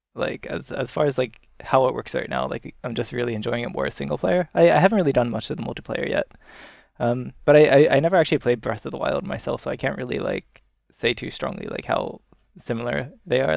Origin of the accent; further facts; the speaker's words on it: United States; now in Tokyo, Japan; I'm originally from the United States